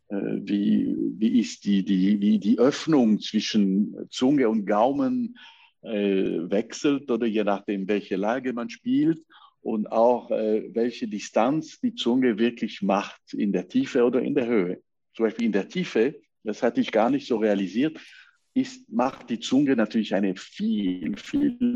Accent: La Chaux-de-Fonds, Neuchâtel, Switzerland; also born or lived in Lausanne; ich bin in, äh, in Lausanne geboren, aber kam nach La Chaux-de-Fonds mit äh, sechs Jahren alt, habe ich praktisch äh, meine ganze Schulzeit dort gelegt.

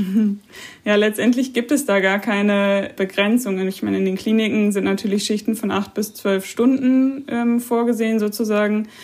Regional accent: Germany; bei uns in Deutschland

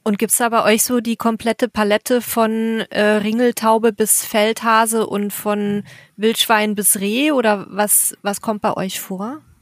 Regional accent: Bavaria, Germany; ich komme ja aus Bayern

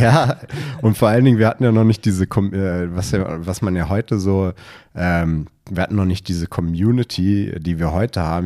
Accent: Berlin, Germany; also born or lived in Potsdam / Bayreuth; ich bin geborener Berliner

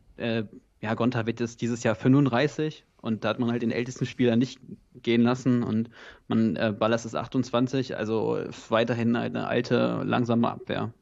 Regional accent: North Rhine-Westphalia, Germany; now in Potsdam, Germany; ich komme ursprünglich sogar aus NRW

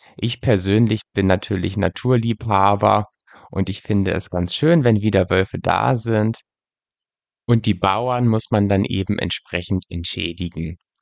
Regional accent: Lüneburg Heath, Lower Saxony, Germany; In äh, meiner Heimatgegend in der Lüneburger Heide, wo ich aufgewachsen bin

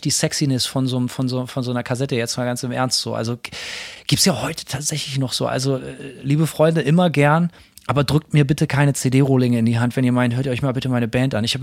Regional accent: West Germany, Germany; Simon kommt aus der DDR und ich komme aus Westdeutschland

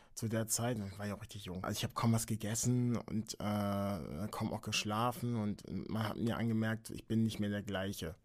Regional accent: Henstedt-Ulzburg, Schleswig-Holstein, Germany; bin in der Nähe von Hamburg geboren

